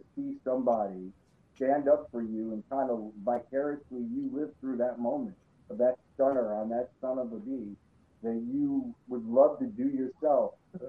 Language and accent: English; New York, United States; I grew up in the World Class Championship in AWA. So I've seen all of the wrestling in New York growing up